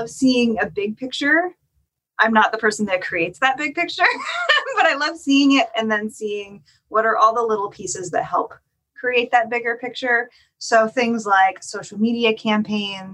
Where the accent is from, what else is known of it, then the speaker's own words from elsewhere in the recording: the Northwest, Pacific Northwest, United States; also born or lived in Los Angeles; now in Portland, United States; I'm born and raised in the Northwest